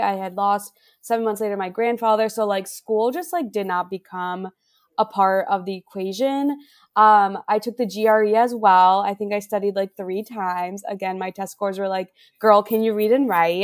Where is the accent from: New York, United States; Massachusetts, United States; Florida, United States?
Florida, United States; Miami; moved away as an adult; also born or lived in Santa Cruz, California / Chicago; I'm from Miami